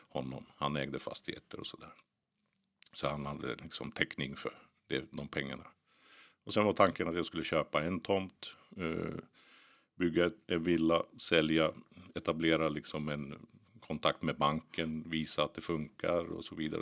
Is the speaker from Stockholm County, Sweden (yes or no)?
yes; Botkyrka, Stockholm County, Sweden; also born or lived in Finland; Jag växte upp i Botkyrka, eh, Norsborg, norra delarna där